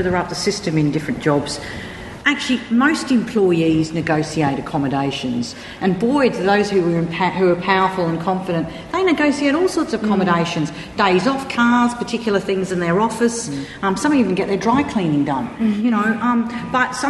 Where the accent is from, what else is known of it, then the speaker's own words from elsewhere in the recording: Australia; I come from Australia